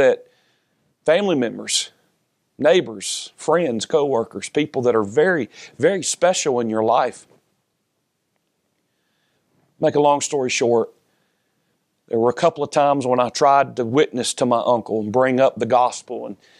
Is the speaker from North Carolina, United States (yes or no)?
yes; Lexington, North Carolina, United States; also born or lived in Charlotte; I was born in Charlotte, and then when I was one, my mother moved back to her hometown, Lexington, with my older brother and older sister and I. And we lived there until I was almost 8 years old.